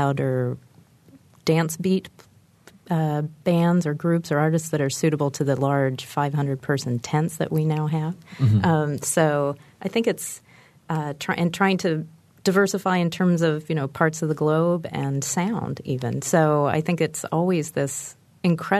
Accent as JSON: {"language": "English", "region": "Midwest", "country": "United States", "said": "I'm a Midwesterner"}